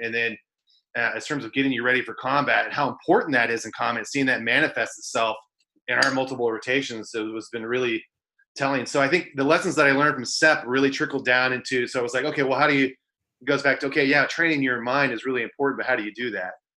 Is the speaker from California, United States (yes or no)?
yes; Central Valley, Northern California, United States; So I grew up in Northern California, um, a, a, small town in the Central Valley